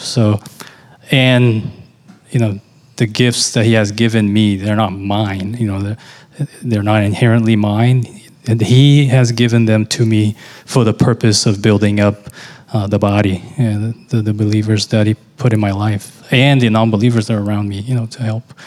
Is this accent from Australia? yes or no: no; Brazil; moved away as an adult; now in United States; I came from Brazil. You know, I, lived there most of my life.